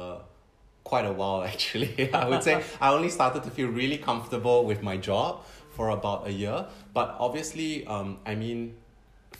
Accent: Singapore; moved away as an adult; now in Tokyo, Japan; I'm born and raised in Singapore.

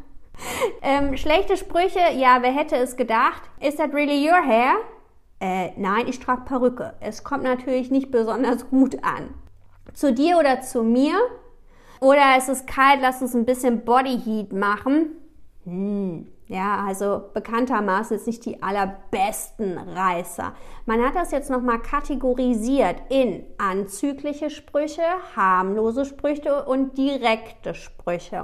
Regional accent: Düsseldorf, North Rhine-Westphalia, Germany; ich komme aus Düsseldorf

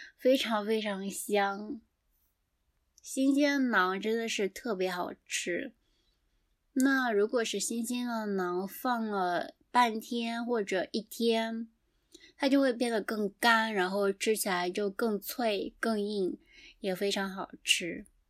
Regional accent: southeastern China, China; moved away as an adult; now in Japan; 我的家乡是在中国的东南

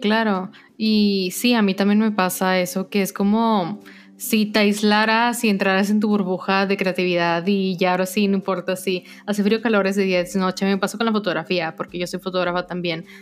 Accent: Mexico; siendo mexicanos

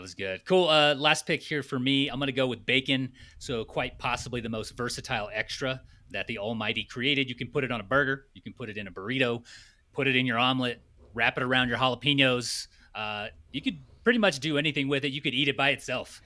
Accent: United States; I'm American

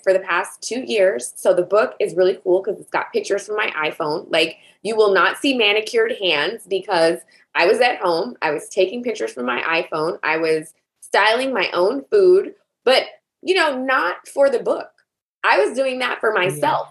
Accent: the South, United States; I grew up in the South

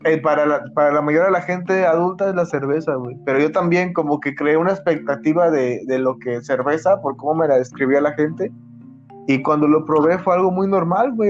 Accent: Acapulco, Guerrero, Mexico; accent: tono de Acapulco de la costa; Somos más el centro de Acapulco, güey, por donde vivimos.

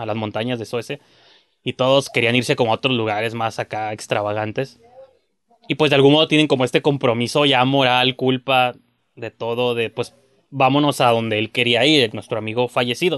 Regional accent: Mexico; soy mexicano

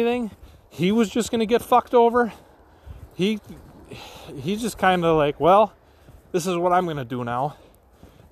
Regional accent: Wisconsin, United States; Wisconsin's my home state

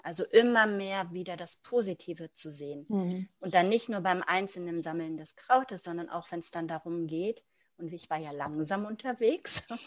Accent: Germany; moved away as an adult; now in Luxembourg; bin aber eigentlich gebürtige Deutsche

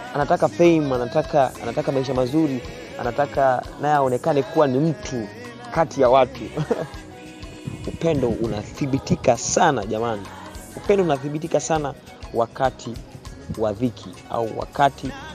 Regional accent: Songea, Ruvuma, Tanzania; Nimezaliwa Songea, uh, tarehe 25 mwezi wa

